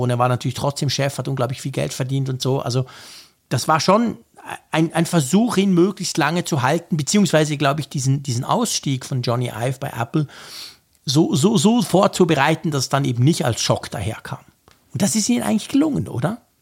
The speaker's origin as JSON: {"language": "German", "country": "Switzerland", "said": "Bei uns in der Schweiz, in der kleinen Schweiz"}